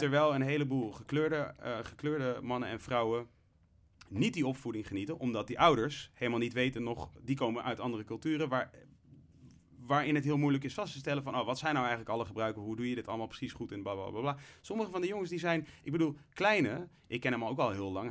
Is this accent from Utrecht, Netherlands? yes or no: yes; Leusden, Utrecht, Netherlands; also born or lived in Amsterdam; ik ben opgegroeid in Leusden in een, veel, hè, in een overwegend witte gemeenschap